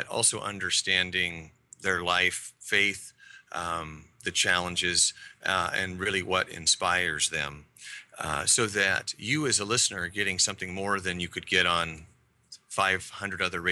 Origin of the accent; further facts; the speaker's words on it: Wyoming, United States; now in Portland, United States; I grew up in Wyoming, that's not near the ocean.